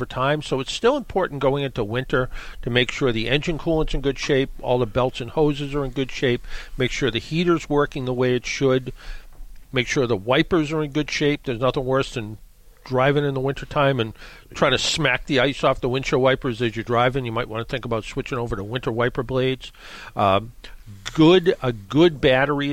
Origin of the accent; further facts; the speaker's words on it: Brockton, Massachusetts, United States; I grew up in Brockton